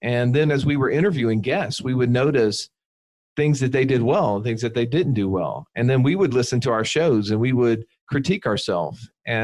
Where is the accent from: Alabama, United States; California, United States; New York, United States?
Alabama, United States; We're slow rednecks from Alabama